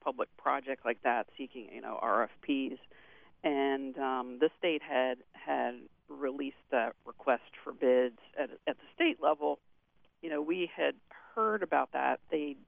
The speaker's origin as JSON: {"language": "English", "area": "Morgan County", "region": "West Virginia", "country": "United States", "tie": "born or raised there", "said": "I grew up in Morgan County and then left for college and graduate school."}